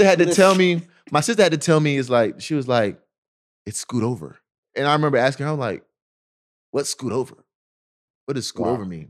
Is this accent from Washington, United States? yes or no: no; Snellville, Georgia, United States; also born or lived in Nigeria; I'm from Snellville.